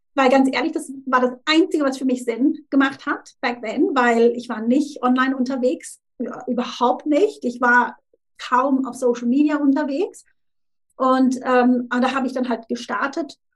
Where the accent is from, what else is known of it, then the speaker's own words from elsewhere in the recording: Thurgau, Switzerland; moved away as an adult; also born or lived in Zurich; now in Tunbridge Wells, United Kingdom; ursprünglich, wie, wie gesagt, aus der Schweiz und ähm, aus dem Thurgau. Das ist an der Grenze zu Deutschland, da bin ich aufgewachsen